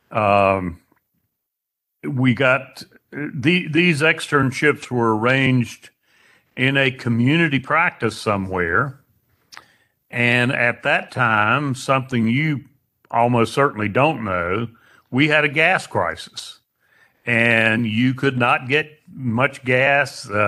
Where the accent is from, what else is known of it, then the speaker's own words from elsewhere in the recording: Statesville, North Carolina, United States; also born or lived in Winston-Salem; now in Hickory, United States; I left Statesville at age 18 and went to Wake Forest.